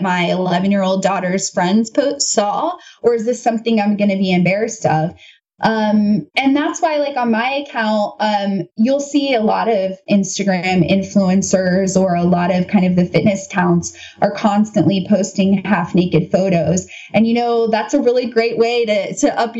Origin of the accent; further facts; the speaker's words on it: United States; as an American